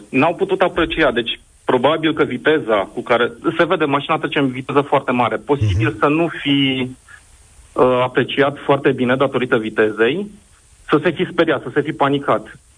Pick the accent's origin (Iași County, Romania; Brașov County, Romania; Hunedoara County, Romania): Brașov County, Romania; Brașov; Asta vă zic că sunt din Brașov.